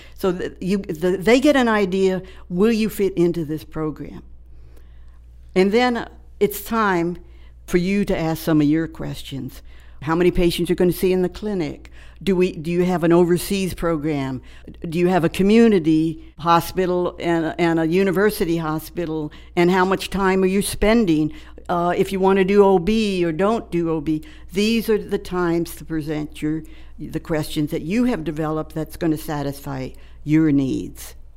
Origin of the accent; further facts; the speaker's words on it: Maryland, United States; moved away; I grew up in Maryland on a farm